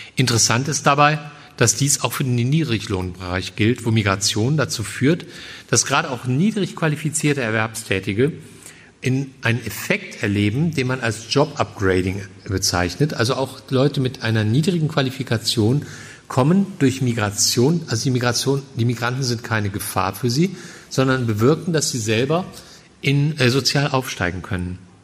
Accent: Germany; als Deutscher

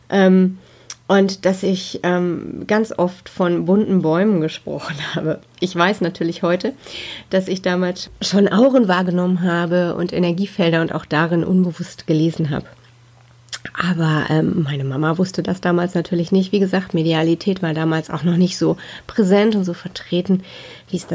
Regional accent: North Rhine-Westphalia, Germany; Ja, ich bin im Ruhrgebiet geboren. Da wohne ich auch heute noch, mitten im schönen Ruhrpott sozusagen.

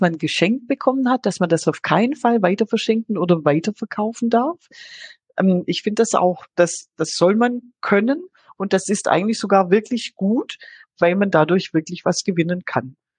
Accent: Swabia, Germany; bin ja Schwäbin

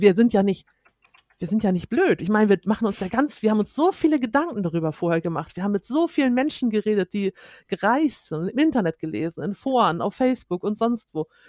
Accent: Schleswig-Holstein, Germany; wir kommen aus Schleswig-Holstein

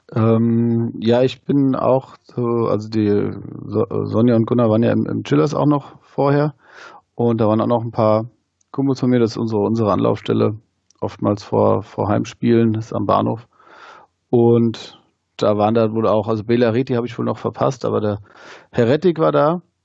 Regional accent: Wehen, likely misheard as Wien, Hesse, Germany; moved away as an adult; now in Wiesbaden, Germany; komm aus Wien, bin da geboren und aufgewachsen

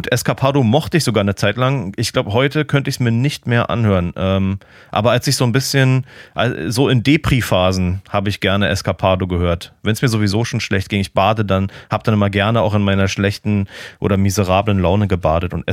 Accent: Germany; dass ich auch als Piefke, aber vor meiner, vor meiner richtigen harte Musikzeit äh, auch die … irgendwie entdeckt habe.

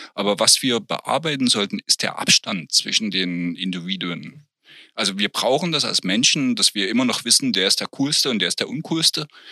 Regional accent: East Germany, Germany; als Kind im Sportunterricht, als eingeführt wurde, das war noch zu Ostzeiten

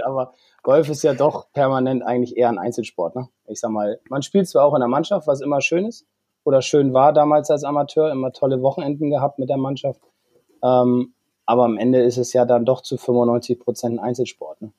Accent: Bremen, Germany; also born or lived in Flesensee / Sieke; Ich bin gebürtiger Bremer

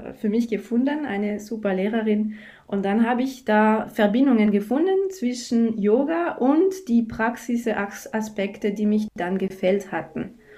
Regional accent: France; German is a second language; now in Bregenz, Austria; Ich komme aus Frankreich, das hört man sicher schon. Äh, ich habe in Deutschland studiert und jetzt lebe ich eben in Bregenz.

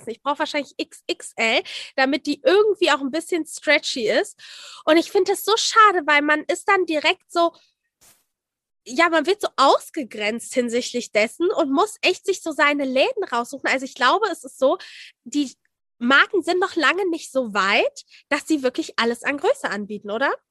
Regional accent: Hamburg, Germany; Bin 28 und ja, bin Hamburgerin.

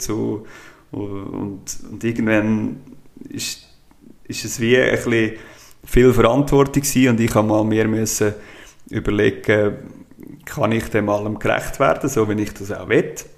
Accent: Brunnen, Schwyz, Switzerland; also born or lived in Geneva / St. Gallen / Zurich / Thalwil; Brunnen aufgewachsen

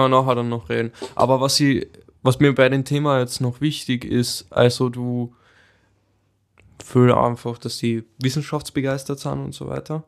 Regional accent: Carinthia, Austria; bei uns in Voll. Kärnten

